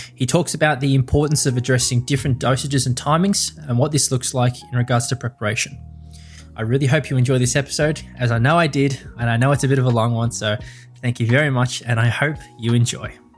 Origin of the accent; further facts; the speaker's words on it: Melbourne, Victoria, Australia; I'm from Melbourne, Australia